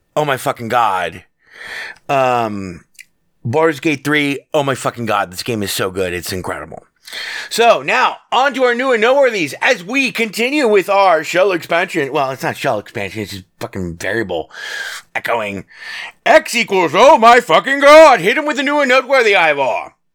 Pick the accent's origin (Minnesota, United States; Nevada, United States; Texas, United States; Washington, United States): Nevada, United States; born and raised in the Battleborn state, uh, Nevada